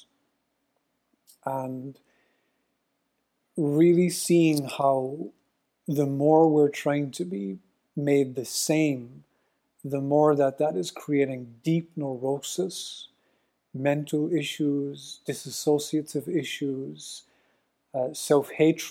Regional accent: Ireland; I'm Irish

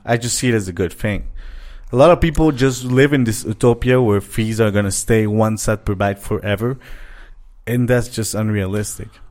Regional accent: Montreal, Quebec, Canada; moved away as an adult; now in Mexico; we're from Montreal

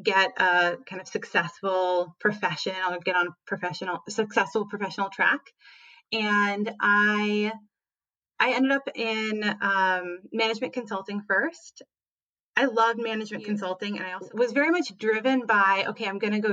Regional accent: Minnesota, United States; moved away; also born or lived in San Francisco; I grew up in Minnesota. I am the child of immigrants from Belarus

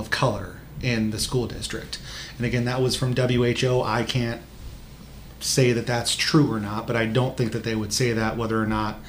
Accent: Marion, Iowa, United States; I grew up in Marion, I grew up less than a half mile away from the Cedar Rapids-Marion border.

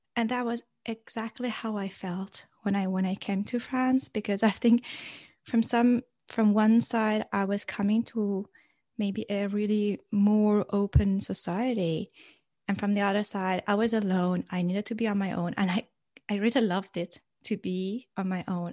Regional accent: Iran; growing up in Iran

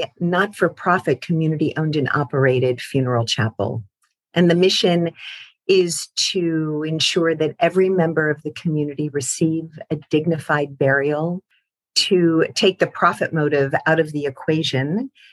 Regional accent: Kansas City, United States; moved away; I grew up in Kansas City

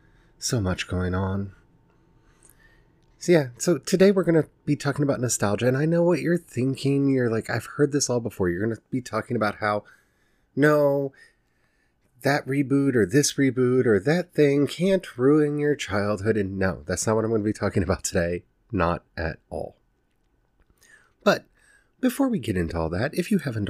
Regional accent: Maryland, United States; I grew up in Maryland in the 90s

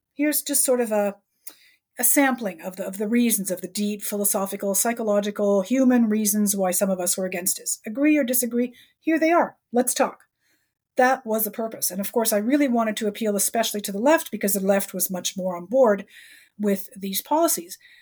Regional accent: Canada

